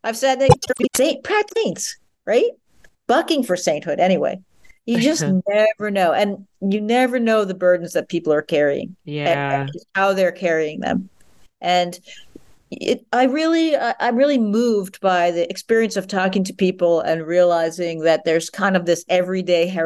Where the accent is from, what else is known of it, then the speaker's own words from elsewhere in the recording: New York, United States; growing up in New York, being in New York for most of my adult life